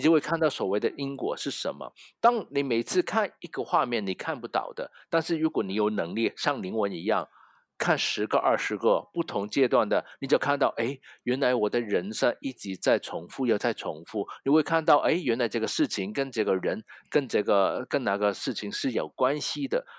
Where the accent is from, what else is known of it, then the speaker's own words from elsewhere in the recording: Hong Kong; Chinese is a second language; 我是一个香港人，所以你一听到我的，呃，国语没有很标准